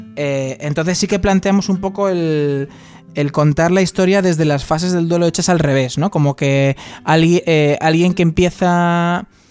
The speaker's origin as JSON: {"language": "Spanish", "town": "Tres Cantos", "region": "Community of Madrid", "country": "Spain", "said": "Yo soy de Tres Cantos también"}